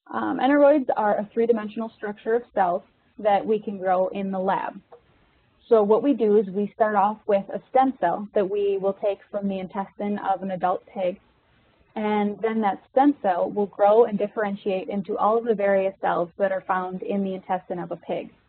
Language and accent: English; Minnesota, United States; I'm originally from Minnesota, so I was born and raised um, right outside the city.